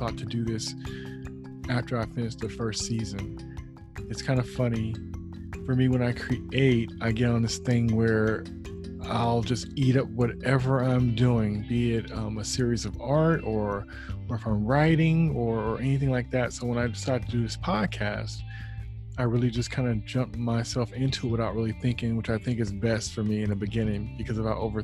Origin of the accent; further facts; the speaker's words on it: the Bay Area, California, United States; I'm an artist from the Bay Area